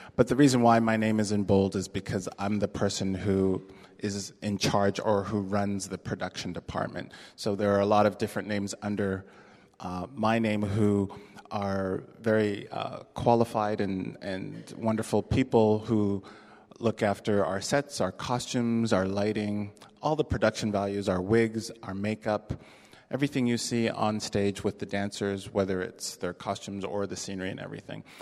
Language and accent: English; Toronto, Ontario, Canada; moved away as an adult; now in San Francisco, United States; I am from Toronto, Canada. That is my birthplace and uh, where my home and um, a lot of my family is.